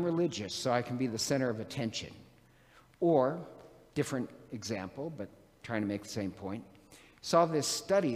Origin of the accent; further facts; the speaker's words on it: Montana, United States; moved away; I'm from Montana originally